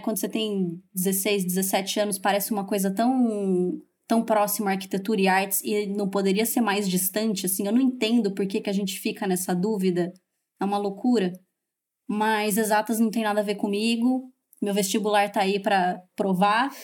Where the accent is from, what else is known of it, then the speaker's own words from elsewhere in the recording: Campinas, São Paulo, Brazil; also born or lived in Valinhos; eu sou de Campinas, morava em Valinhos